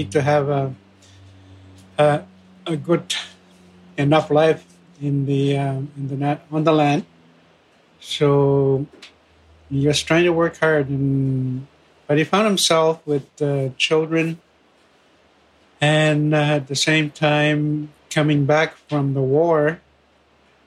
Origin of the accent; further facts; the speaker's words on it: Fort Albany, Ontario, Canada; I am from Fort Albany First Nation